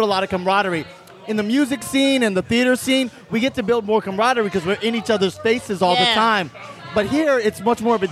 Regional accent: U.S. Virgin Islands; moved away; I grew up in St. Croix in the U.S. Virgin Islands, and I came here to be an actor.

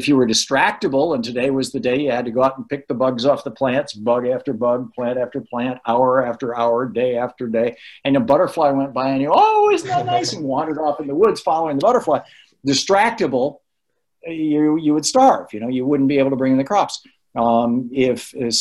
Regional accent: United States; as an American

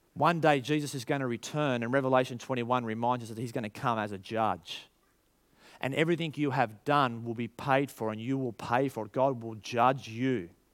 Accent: Australia

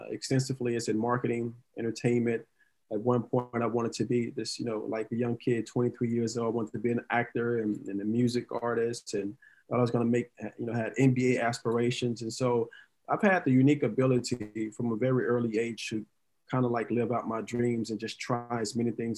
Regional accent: Dallas, Texas, United States; moved away as an adult; now in California, United States; So originally, I was born and raised in Dallas, Texas, single parent household, three sisters

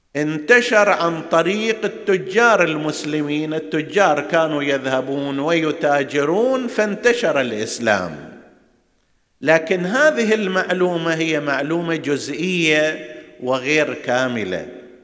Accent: Hejaz, Saudi Arabia; عندنا في الحجاز

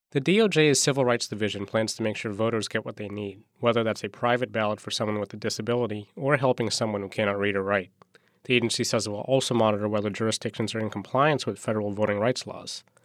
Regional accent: San Francisco, California, United States; I'm born in San Francisco, California

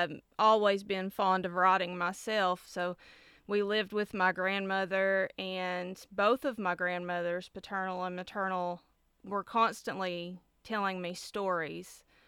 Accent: Appalachia, United States; the only way I can answer them is to describe myself as Appalachian.

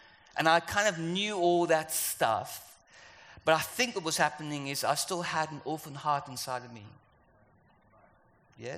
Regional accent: South Africa; moved away; also born or lived in London; I'm South African, or you can hear my accent is different

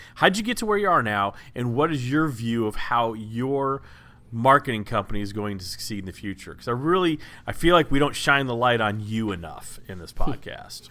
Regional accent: Dallas, Texas, United States; I'm from Dallas

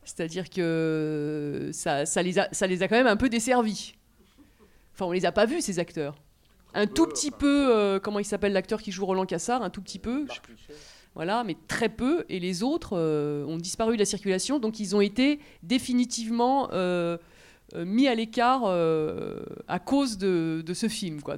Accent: France; on est français

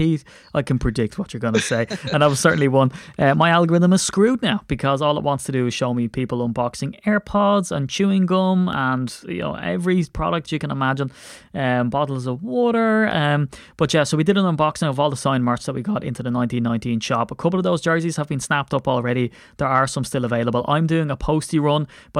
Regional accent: Ireland; it's spur of the moment, and I'm so Irish, so I'm going to run my mouth anyway.

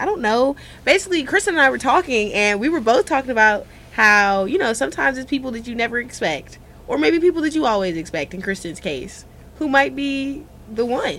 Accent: Cleveland, Ohio, United States; I'm from Cleveland.

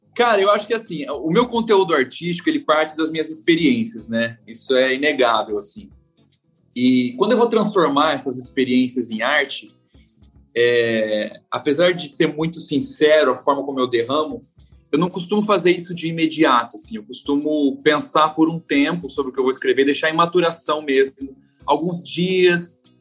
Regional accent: Presidente Prudente, São Paulo, Brazil; eu sou caipira de Presidente Prudente, interior de São Paulo

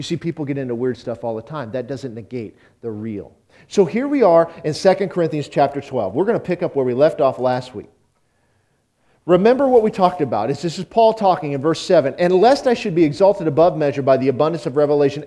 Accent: Auburn, Nebraska, United States; I grew up in Auburn, Nebraska

